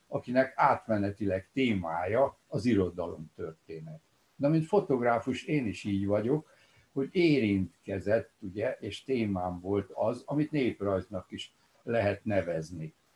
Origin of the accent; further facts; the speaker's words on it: Cluj-Napoca, Cluj County, Romania; now in Budapest, Hungary; amikor születtem 1937-ben, akkor Korosvár, a szülővárosom az Romániához tartozott